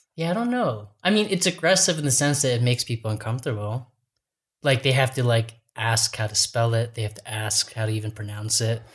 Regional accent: New Hampshire, United States; moved away; also born or lived in New York; I grew up in New Hampshire, and I was sort of like a, you know, moody high school student. I had moved from New York

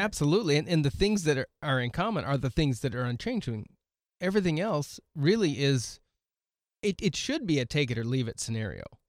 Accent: West Coast, United States; moved away as an adult; now in South Dakota, United States; I grew up in the mountains with roads that actually had curves in them

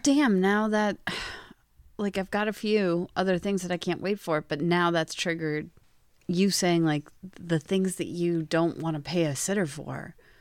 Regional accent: Pennsylvania, United States; I'm from Pennsylvania

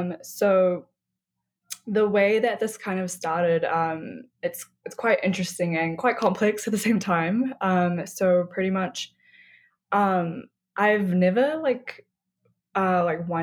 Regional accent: New Zealand; I was obviously born and raised in New Zealand, but I'm of Nepali descent.

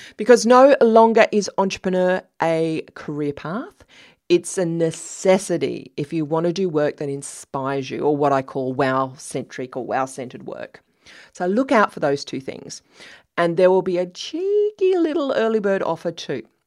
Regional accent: Australia; I'm Australian.

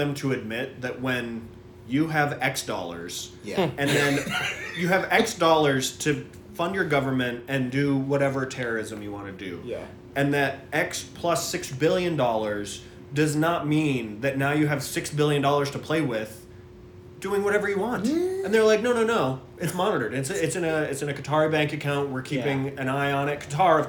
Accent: Minnesota, United States; go on a stabbing spree at the mall in my hometown. Thankfully, because it's Minnesota

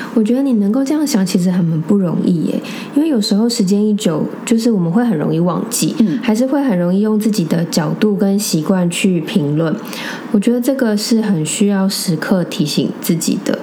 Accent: Taipei, Taiwan; 我们从小在台北长大

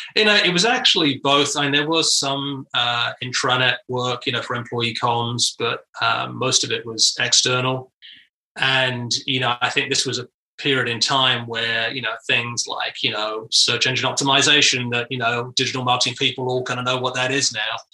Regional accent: United Kingdom; moved away as an adult; now in United States; I was in the UK, and uh, you know, back in the '90s

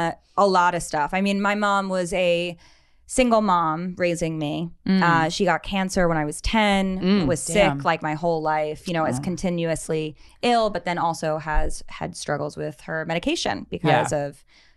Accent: New York, United States; New York.

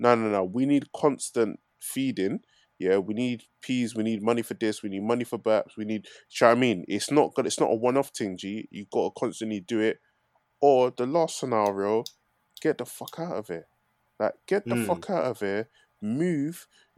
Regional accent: Newham, London, United Kingdom; I'm from Newham anyway.

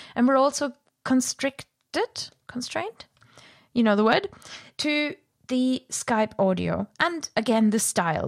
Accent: Germany; accent: German; my german accent

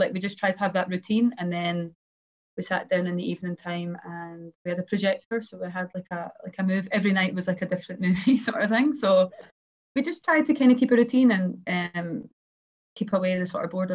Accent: Kinross, Scotland, United Kingdom; born or raised there; moved away; also born or lived in Aberdeen, Scotland / Glasgow, Scotland

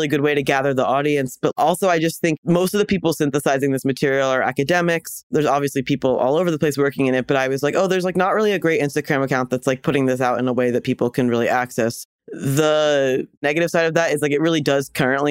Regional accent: Doylestown, Pennsylvania, United States; also born or lived in Chicago / Los Angeles; now in New York, United States; I'm from Pennsylvania, so like about an hour outside of Philadelphia in a town that's sort of rural, sort of suburban. The town is called Doylestown

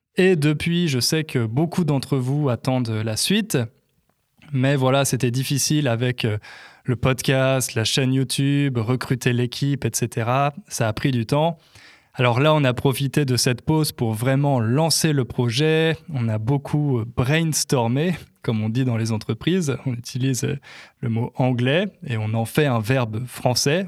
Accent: Centre region, Centre-Val de Loire, France; accent: accent de région centre; moi aussi j'ai un accent, l'accent de région centre.

